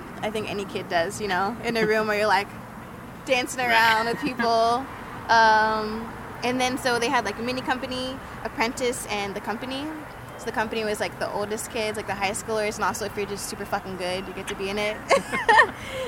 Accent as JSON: {"language": "English", "town": "Columbia", "region": "Maryland", "country": "United States", "moved": "as an adult", "lives_now": "Arizona, United States", "said": "I'm from Columbia, Maryland"}